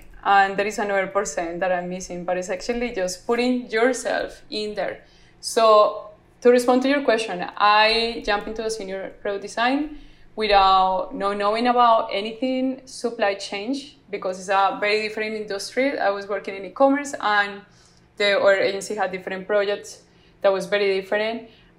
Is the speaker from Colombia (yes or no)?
yes; Colombia; I want to be that Latina that yeah. is going to shine in the world besides narcos, because I'm from Colombia.